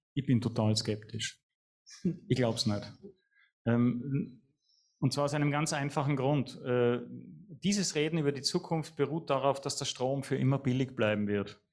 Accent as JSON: {"language": "German", "region": "Vienna", "country": "Austria", "said": "ich bin Wiener"}